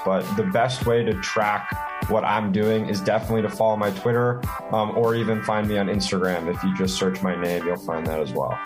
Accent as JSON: {"language": "English", "area": "Washington D.C. area", "region": "Virginia", "country": "United States", "tie": "born or raised there", "also_born_or_lived": "Minnesota", "moved": "as an adult", "lives_now": "Minneapolis, United States", "said": "I'm originally from the Washington D.C. area, actually, which is I think a big factor in my interest in, in politics and economics. I really grew up, um, you know, right next to the heart of politics in this country"}